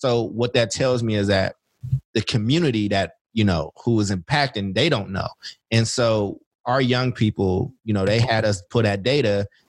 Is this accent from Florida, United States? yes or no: no; Oakland, California, United States; also born or lived in Chicago, Illinois / Kentucky; I grew up in Oakland, but I was born in Chicago and lived in Kentucky.